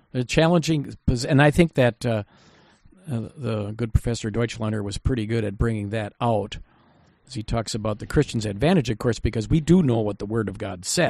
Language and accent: English; United States; I'm an American citizen